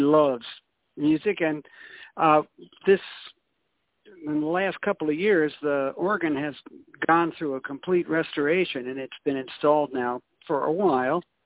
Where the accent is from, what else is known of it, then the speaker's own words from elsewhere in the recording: Iowa, United States; moved away as an adult; also born or lived in Newark, New Jersey; now in Memphis, United States; I started out in the world in Newark, New Jersey, and then I uh, grew up, if you want to call it that, uh, in Iowa and was educated up there